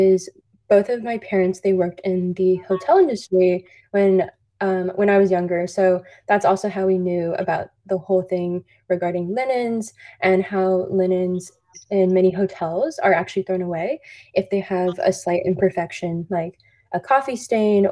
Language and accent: English; Orange County, Southern California, United States; born and raised in Orange County, Southern California, just around 20 minutes from Disneyland